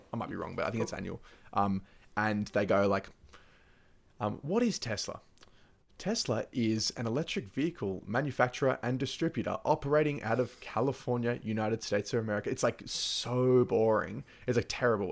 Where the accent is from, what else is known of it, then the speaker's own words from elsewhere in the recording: Victoria, Australia; in Victoria, like my home state